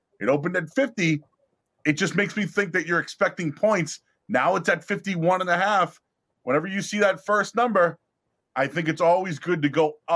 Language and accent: English; Boston, Massachusetts, United States; I'm from Boston. I'm a hood rat. I'm from the city. I grew up 10, 11 minutes down the road from Fenway Park